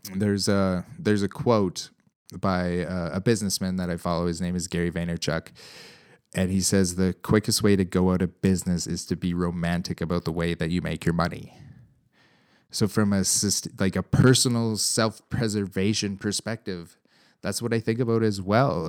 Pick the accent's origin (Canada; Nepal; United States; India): Canada; as a Canadian, um, cattle producer